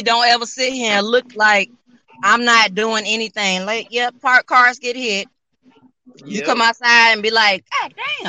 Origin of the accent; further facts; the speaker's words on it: Albany, Georgia, United States; moved away; I'm from Albany